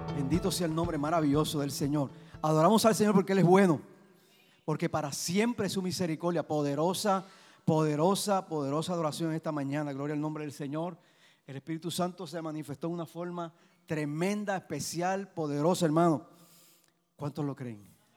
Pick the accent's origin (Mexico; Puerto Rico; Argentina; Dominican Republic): Puerto Rico; Cuando veo mi bandera de Puerto Rico, yo digo, yo soy puertorriqueño. Mi amor es Puerto Rico